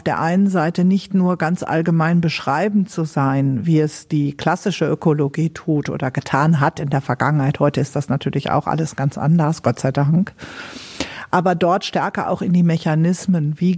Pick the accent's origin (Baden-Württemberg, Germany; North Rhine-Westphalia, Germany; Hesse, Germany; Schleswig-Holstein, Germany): North Rhine-Westphalia, Germany; Meine Heimat ist der Niederrhein. Aber ich empfinde es als unwahrscheinlich bereichernd, dass Deutschland diese dezentralen Kulturen hat.